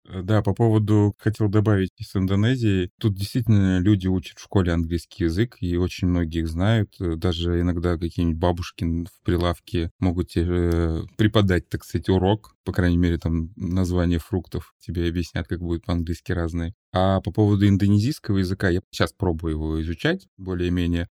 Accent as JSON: {"language": "Russian", "country": "Russia", "moved": "as an adult", "lives_now": "Bali, Indonesia", "said": "я из России"}